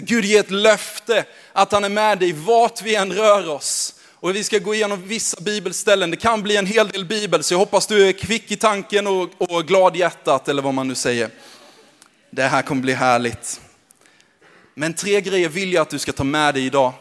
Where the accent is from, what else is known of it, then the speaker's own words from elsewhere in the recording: Växjö, Kronoberg County, Sweden; accent: småländska; moved away as an adult; now in Gävle, Sweden; uppvuxen i Växjö